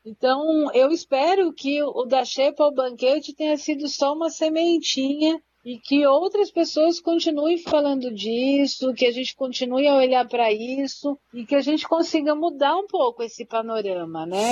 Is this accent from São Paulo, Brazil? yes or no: yes; Santana, São Paulo, Brazil; Santana, que é o bairro onde eu nasci, cresci e me criei